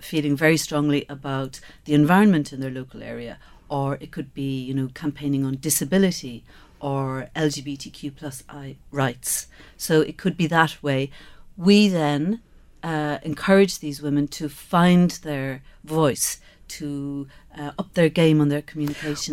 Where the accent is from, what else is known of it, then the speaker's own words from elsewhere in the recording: Skibbereen, Munster, Ireland; I grew up in Skibbereen.